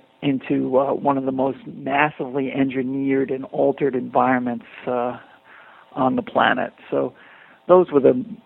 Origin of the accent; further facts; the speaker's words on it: Long Island, New York, United States; also born or lived in Brooklyn, New York; I grew up in the New York area. I was born in Brooklyn. My family moved out to Long Island when I was a child